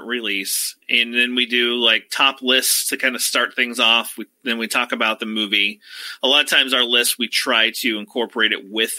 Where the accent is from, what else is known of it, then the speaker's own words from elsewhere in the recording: Colorado, United States; moved away as an adult; also born or lived in Wyoming / San Francisco, California; now in Cincinnati, United States; I grew up in Colorado, born in Wyoming, raised in Colorado